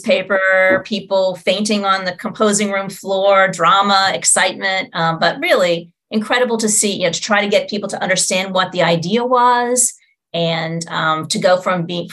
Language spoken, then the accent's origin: English; Pittsburgh, Pennsylvania, United States; moved away as an adult; also born or lived in Huntington, West Virginia / Washington, D.C.; I was born in Pittsburgh, Pennsylvania, and went to school to be a journalist.